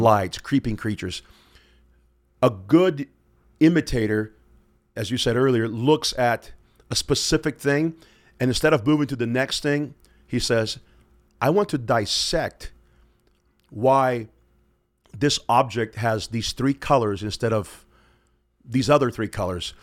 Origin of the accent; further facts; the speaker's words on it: Pensacola, Florida, United States; now in Moscow, Idaho, United States; I'm from Pensacola, Florida